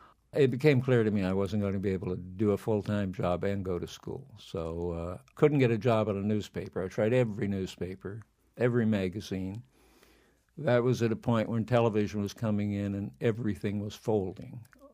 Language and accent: English; Flint, Michigan, United States; also born or lived in California; We moved away from California, and I wound up in Flint, Michigan, and went to high school there.